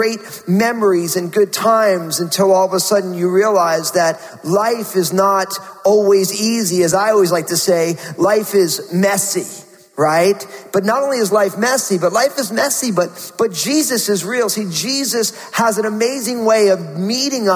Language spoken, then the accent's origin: English; New Jersey, United States; born or raised there